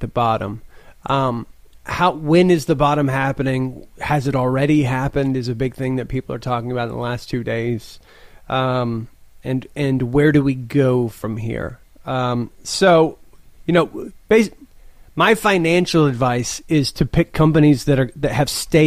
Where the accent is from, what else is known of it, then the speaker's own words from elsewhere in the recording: Midland, Texas, United States; I'm from Midland, Texas, which is like the second biggest oil town in America